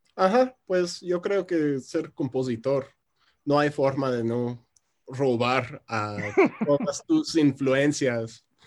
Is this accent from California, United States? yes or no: no; Chicago, Illinois, United States; Spanish is a second language; moved away as an adult; now in Mexico City, Mexico; soy originario de Chicago, pero ya llevo como seis años viviendo en la Ciudad de México. Por eso el acento tan extraño